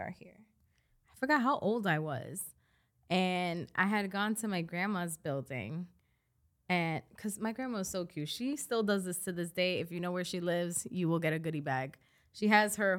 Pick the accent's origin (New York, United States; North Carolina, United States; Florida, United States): New York, United States; New York City; we were born and raised in the Bronx